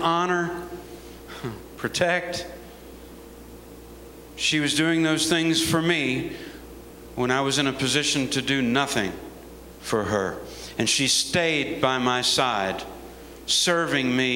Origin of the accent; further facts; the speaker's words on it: United States; As an American soldier